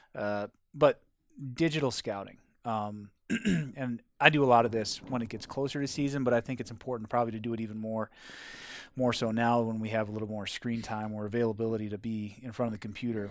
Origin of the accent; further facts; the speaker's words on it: Wisconsin, United States; moved away; where I grew up, which was in Wisconsin